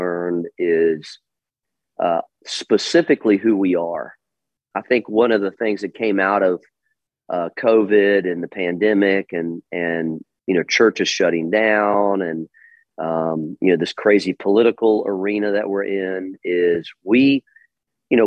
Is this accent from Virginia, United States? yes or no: yes; Richmond, Virginia, United States; now in Charlotte, United States; I'm originally from Richmond, Virginia